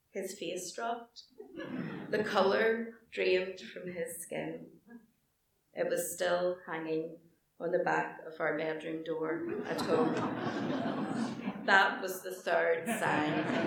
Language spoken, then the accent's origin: English; Belfast, Northern Ireland, United Kingdom; accent: Belfast; my Belfast accent